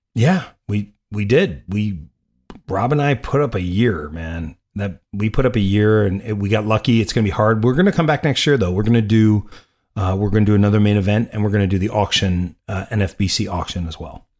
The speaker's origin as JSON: {"language": "English", "region": "New York", "country": "United States", "said": "I'm from New York"}